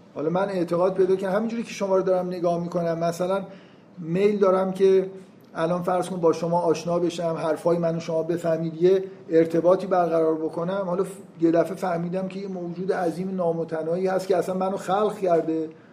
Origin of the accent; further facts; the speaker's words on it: Iran; ما تو ایران فکر کنم قید بعدیمون اینه که ایرانی هستیم